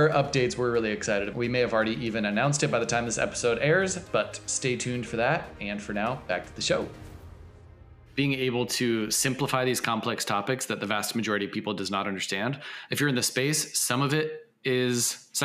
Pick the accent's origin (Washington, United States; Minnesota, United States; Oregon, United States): Washington, United States; Seattle; Seattle, in my hometown.